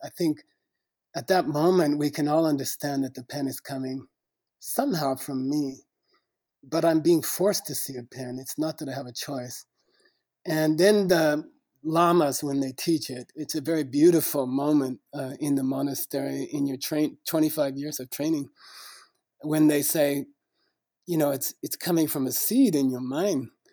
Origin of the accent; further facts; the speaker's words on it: United States; I was born in the United States, uh, not not a very rich family in a small small city